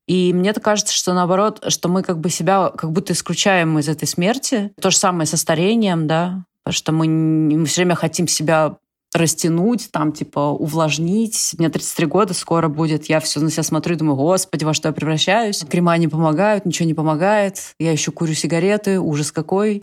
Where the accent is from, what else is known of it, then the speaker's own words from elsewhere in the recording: Russia; moved away; все, все родились и выросли в России